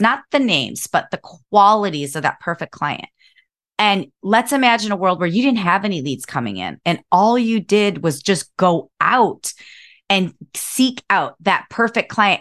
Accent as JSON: {"language": "English", "town": "Cleveland", "region": "Ohio", "country": "United States", "tie": "born or raised there", "moved": "as an adult", "lives_now": "San Diego, United States", "said": "I grew up in Cleveland, Ohio"}